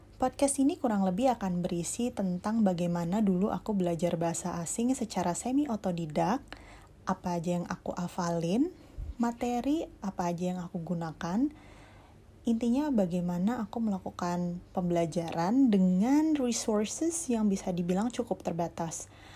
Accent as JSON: {"language": "Indonesian", "region": "Jakarta", "country": "Indonesia", "said": "aku dari Jakarta"}